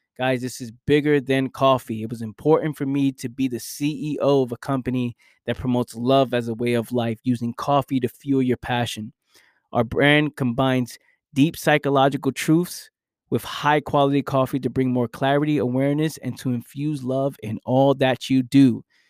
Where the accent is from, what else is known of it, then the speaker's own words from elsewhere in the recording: New York City, New York, United States; I came from that environment, the fact that I know what just growing up in the Bronx is like